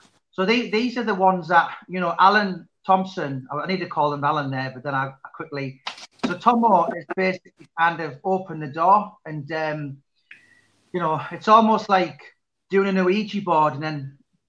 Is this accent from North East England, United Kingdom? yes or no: yes; Middlesbrough, North East England, United Kingdom; I grew up in Berwick Hills